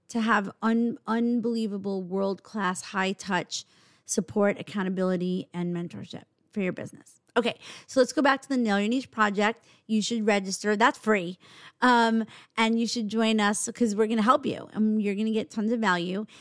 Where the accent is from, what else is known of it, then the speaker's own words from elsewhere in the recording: New York, United States; we're actually from New York